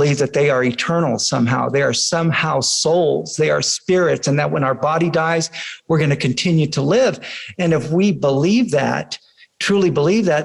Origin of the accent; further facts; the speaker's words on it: Fresno, California, United States; I grew up in Fresno